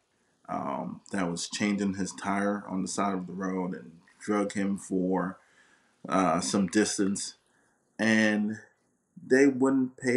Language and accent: English; St. Croix, U.S. Virgin Islands; now in Florida, United States; I'm originally from the Virgin Islands, from St. Croix. And so, you know, we grew up with a lot less there.